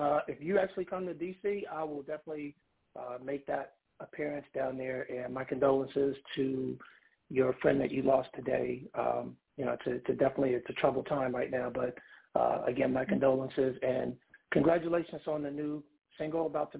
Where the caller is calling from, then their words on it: York, Pennsylvania, United States; I'm calling from York, Pennsylvania.